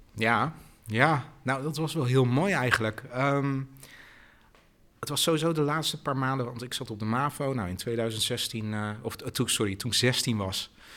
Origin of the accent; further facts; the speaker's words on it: Haarlem, North Holland, Netherlands; now in Rotterdam, Netherlands; ik ben in Haarlem geboren.